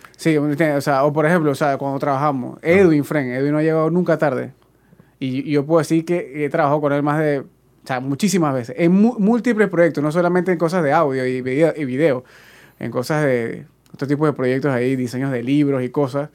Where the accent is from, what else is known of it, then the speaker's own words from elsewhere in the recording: Panama; uno como panameño